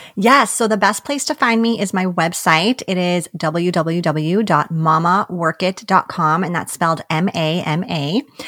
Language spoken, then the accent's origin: English; New York, United States; we're both from New York